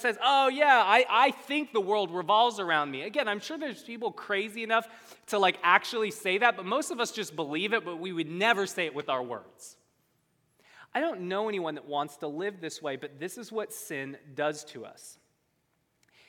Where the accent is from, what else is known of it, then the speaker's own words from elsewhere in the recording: United States; I'm an American.